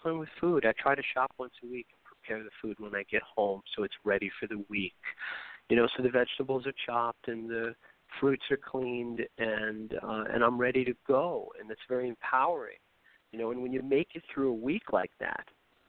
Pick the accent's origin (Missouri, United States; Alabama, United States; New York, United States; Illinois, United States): New York, United States; New York City; I grew up in New York City